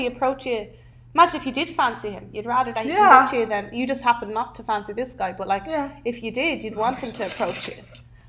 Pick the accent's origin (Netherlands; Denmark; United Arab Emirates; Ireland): Ireland; now in Los Angeles, United States